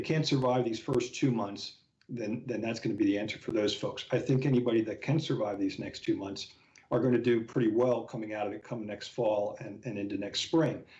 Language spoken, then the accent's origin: English; the Poconos, Pennsylvania, United States; also born or lived in Philadelphia; I grew up fishing in the Poconos of Pennsylvania. My dad still lives in the house that we bought 55 years ago